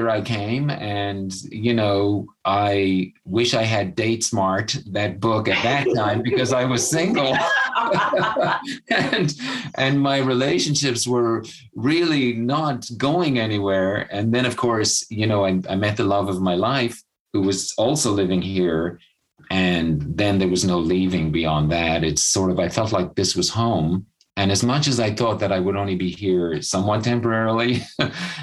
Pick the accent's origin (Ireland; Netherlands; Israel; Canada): Ireland; Cork, Munster; moved away as an adult; also born or lived in Leap, West Cork; now in United States; most of my childhood, I grew up in Cork City, and that's where my family still is